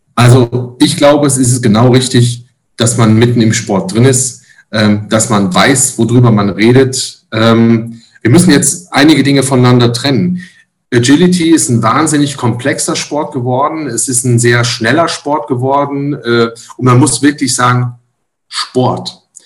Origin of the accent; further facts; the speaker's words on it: Rhineland, Germany; bei uns im Rheinland